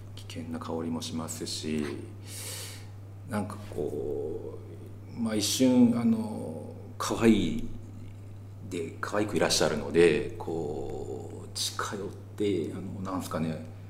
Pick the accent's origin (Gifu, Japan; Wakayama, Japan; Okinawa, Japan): Gifu, Japan; 東海地方出身なんですけど